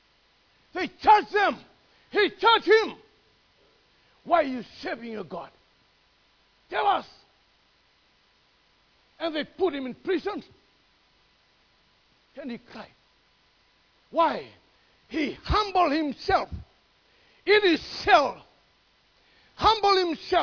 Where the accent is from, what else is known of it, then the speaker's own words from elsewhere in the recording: Fiji; now in Melbourne, Australia; my island, Fiji.